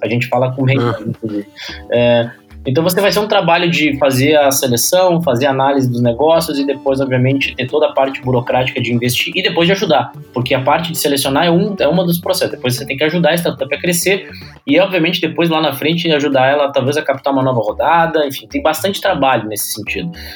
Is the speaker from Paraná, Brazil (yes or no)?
no; Porto Alegre, Rio Grande do Sul, Brazil; nasci e morei em Porto Alegre é, toda a minha vida